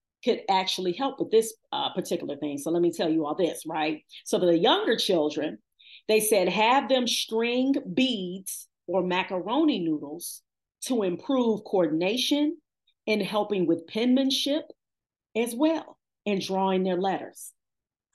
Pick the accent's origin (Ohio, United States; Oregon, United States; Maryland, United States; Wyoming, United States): Ohio, United States; Cleveland; I've been born and raised in Cleveland